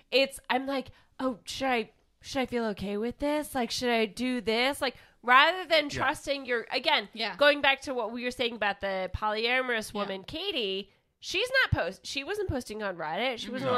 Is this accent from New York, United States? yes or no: no; Kansas, United States; I'm just saying, you can also tell I'm from Kansas